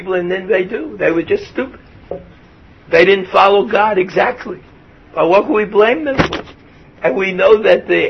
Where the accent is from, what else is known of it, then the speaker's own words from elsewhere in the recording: Brooklyn, New York, United States; moved away; I come from Brooklyn. There's no realia in Brooklyn. Nothing ever planted in Brooklyn grew